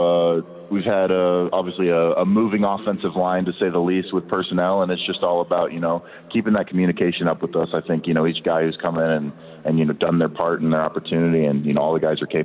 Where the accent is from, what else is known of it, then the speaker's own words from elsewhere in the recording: Southlake, Texas, United States; moved away as an adult; now in Seattle, United States; I grew up in South Lake for, you know, nearly all my life